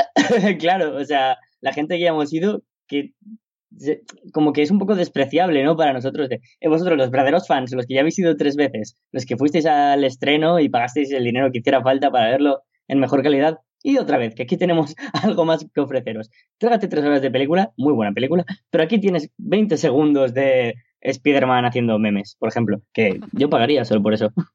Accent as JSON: {"language": "Spanish", "country": "Spain", "said": "aquí, en mi país, en España"}